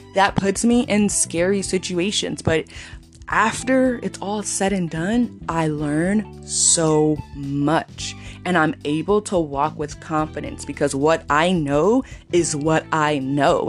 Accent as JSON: {"language": "English", "region": "California", "country": "United States", "also_born_or_lived": "Texas", "said": "coming back to California from Texas at the end of 2020 and the first half of 2021 I was like back at my roots"}